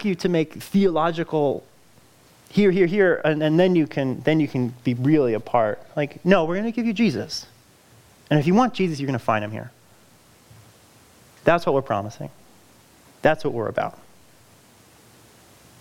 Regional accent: California, United States; moved away; I'm from California. That's where I grew up

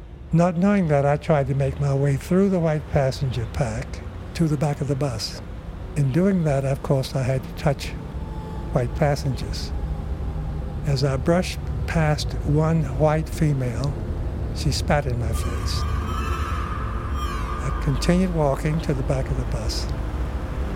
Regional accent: Miami, Florida, United States; moved away; also born or lived in Jacksonville, Florida / Idaho; Originally, I'm from Florida. Born in Jacksonville, reared in both Jacksonville and in Miami. Primarily in the Everglades section, a part outside of Miami

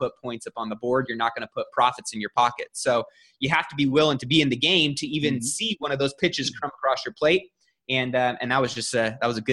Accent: Sacramento, California, United States; also born or lived in Bay Area; My hometown is Sacramento

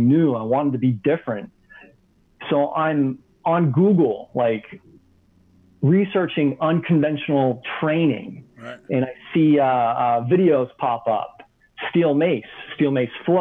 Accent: Maine, United States; moved away as an adult; also born or lived in Southwest Florida / Salt Lake City; I was born. I grew up in Maine. I left Maine right after high school.

